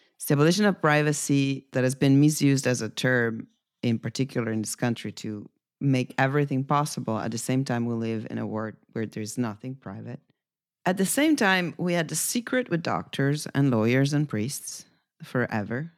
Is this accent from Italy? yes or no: yes; Italy; moved away; my home country